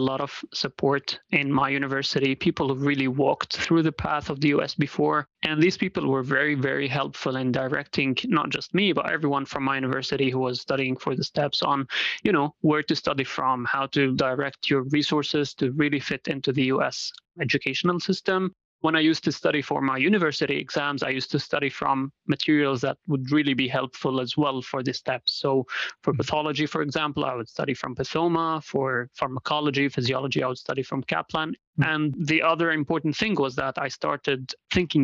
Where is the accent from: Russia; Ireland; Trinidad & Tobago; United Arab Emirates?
United Arab Emirates; Dubai; moved away as an adult; also born or lived in Syria; now in Rochester, United States; I'm originally from Syria, actually, but I lived most of my life in Dubai, in the UAE.